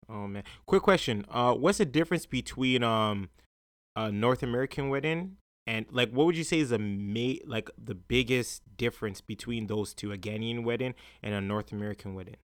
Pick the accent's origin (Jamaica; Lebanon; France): Jamaica; as a Jamaican, right, um, us Jamaicans